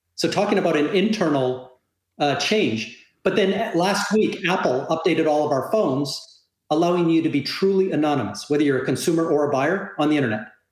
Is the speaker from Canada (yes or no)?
yes; Canada; moved away as an adult; now in South Florida, United States; I'm a Canadian living in Southern Florida